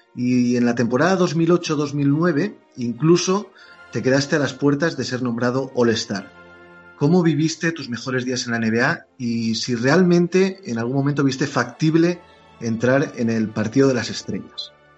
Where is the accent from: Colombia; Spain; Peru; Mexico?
Spain; como español que soy